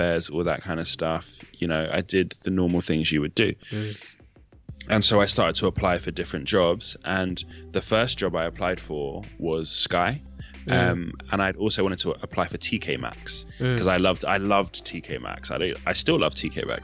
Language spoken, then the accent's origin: English; Nigeria; I'm Nigerian